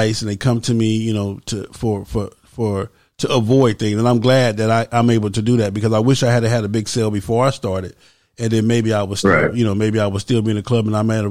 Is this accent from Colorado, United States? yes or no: no; California, United States; when we grew up in California